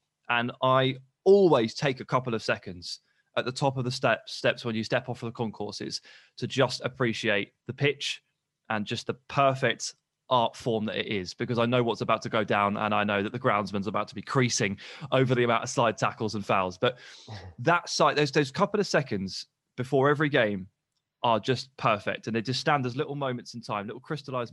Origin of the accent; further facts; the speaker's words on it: England, United Kingdom; I'm British, I'm English